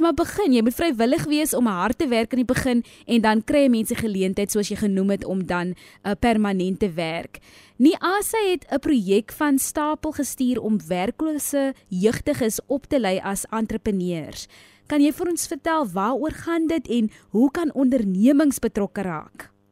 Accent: South Africa

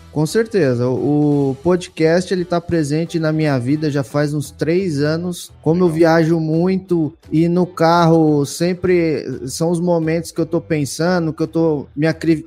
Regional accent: São Paulo, Brazil; moved away as an adult; also born or lived in Sinop, Mato Grosso; now in Mato Grosso do Sul, Brazil; sou de São Paulo, capital

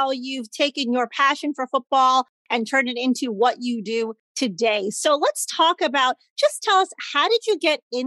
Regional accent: Chicago, Illinois, United States; I'm not from Texas, I'm from Chicago

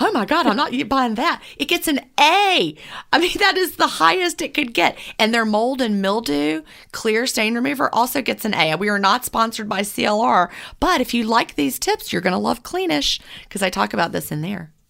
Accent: Georgia, United States; I'm from Georgia

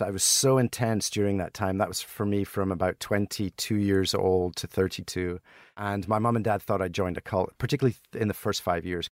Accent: Helensburgh, Scotland, United Kingdom; born or raised there; moved away as an adult; also born or lived in Broughty Ferry, Scotland / Boston, United States; now in United States

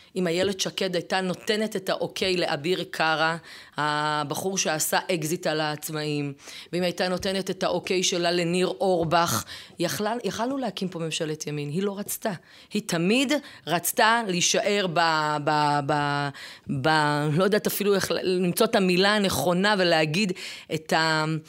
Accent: Ofakim, Southern District, Israel; now in Ma'ale Adumim; אני בת אופקים. גדלתי באופקים

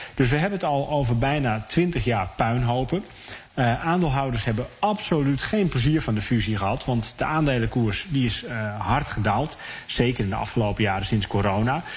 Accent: Netherlands; wij als Nederlanders

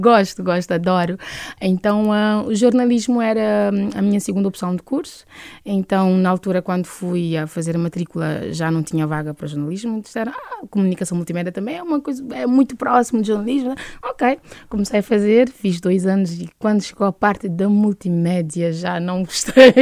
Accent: Santa Cruz, Santiago, Cape Verde; moved away as an adult; also born or lived in Maio Island; now in Portugal; Sou de Santiago, da Ilha de Santiago, sou do interior da Ilha de Santiago, uhum. Santa Cruz, uh, mais concretamente Matinho

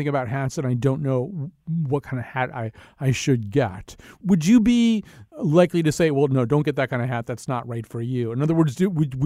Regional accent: Hartford, Connecticut, United States; I'm from Hartford. We had a store very much like yours up here for many years

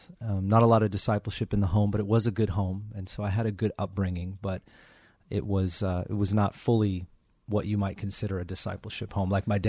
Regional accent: Kirkland, Washington, United States; now in Federal Way, United States; I grew up in Juanita, sort of Kirkland, Bothell area for the majority of my childhood, and then Bothell, downtown Bothell area, and really just around the north end of Seattle almost my whole life.

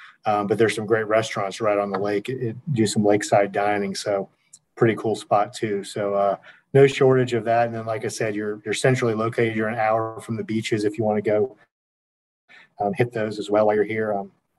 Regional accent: Lakeland, Florida, United States; I grew up in Lakeland

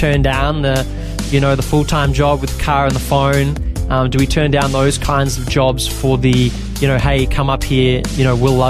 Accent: Bendigo, Victoria, Australia; also born or lived in Maryborough, Victoria / Ballarat, Victoria; I grew up in Bendigo, Victoria.

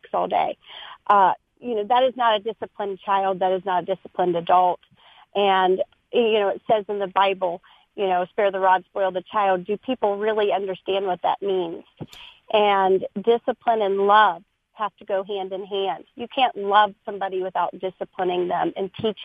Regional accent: Ohio, United States; I grew up in Ohio

